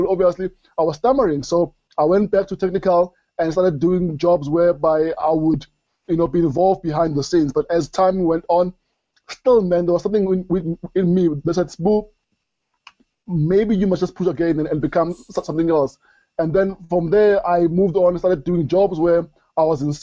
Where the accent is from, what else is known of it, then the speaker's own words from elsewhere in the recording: Springs, Gauteng, South Africa; I grew up in Springs.